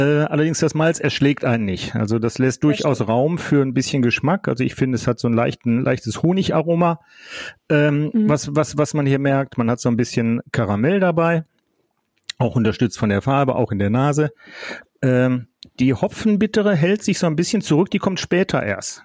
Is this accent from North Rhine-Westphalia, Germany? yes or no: yes; Duisburg, North Rhine-Westphalia, Germany; die Gegend, wo ich groß geworden bin im weitesten Sinne, und zwar die Friemersheimer Rheinauen